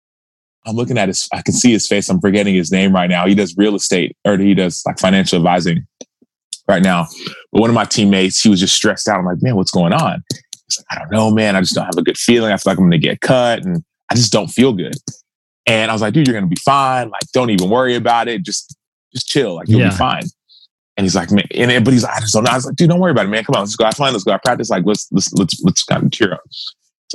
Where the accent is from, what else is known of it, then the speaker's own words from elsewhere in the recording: Dallas, Texas, United States; I'm from Dallas, Texas